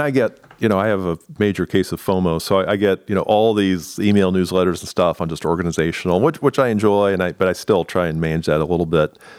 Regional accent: Indiana, United States; moved away as an adult; now in Columbus, United States; I grew up in Indiana

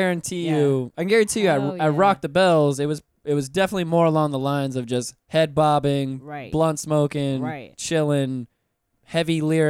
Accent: Pensacola, Florida, United States; moved away as an adult; now in Orlando, United States; I'm originally from Pensacola.

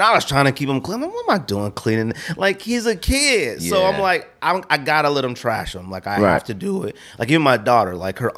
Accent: California, United States; I feel like I'm from originally from California, but if you're not rich, living in California is like, whatever.

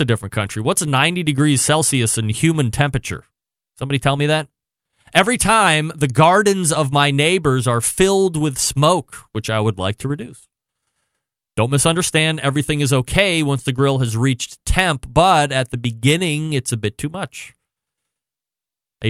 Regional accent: United States; I'm American.

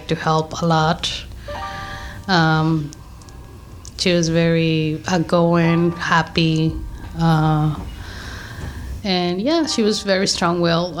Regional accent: Mexico; moved away as an adult; now in Los Angeles, United States; we are originally from Mexico. We moved here 15 years ago.

